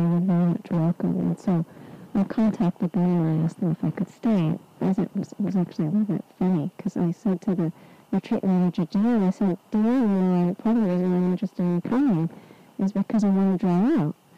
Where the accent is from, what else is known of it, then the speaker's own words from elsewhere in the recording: Southern California, United States; moved away; also born or lived in England; I was born in Southern California, which is a desert